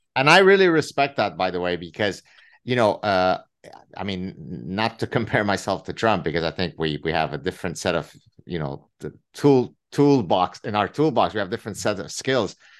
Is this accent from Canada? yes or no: yes; Canada; I'm Canadian